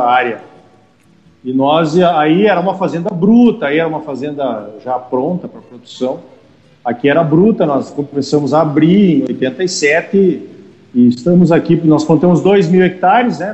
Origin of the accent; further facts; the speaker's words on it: Erechim, Rio Grande do Sul, Brazil; accent: gauchesco; moved away as an adult; also born or lived in Passo Fundo / Santa Maria; now in Campo Novo do Parecis, Brazil; Eu sou natural de Erechim, é. E morei muito tempo em Passo Fundo e formei em agronomia em Santa Maria